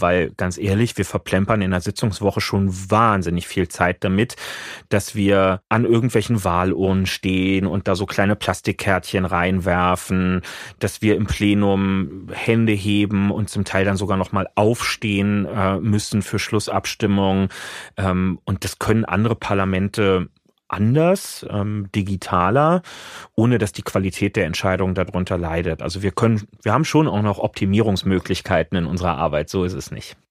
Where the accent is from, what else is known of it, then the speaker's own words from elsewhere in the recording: Berlin, Germany; Ich bin halt am Stadtrand lange Jahre dann unten in, in Lichtenrade.